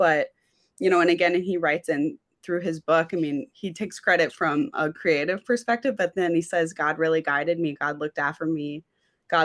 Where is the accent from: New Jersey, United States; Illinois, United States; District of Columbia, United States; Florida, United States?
Illinois, United States; Chicago; I'm from the Chicago area.